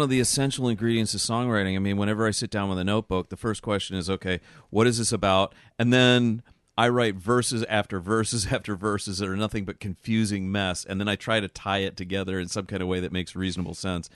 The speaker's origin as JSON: {"language": "English", "region": "East Coast", "country": "United States", "tie": "born or raised there", "said": "I grew up on the East Coast"}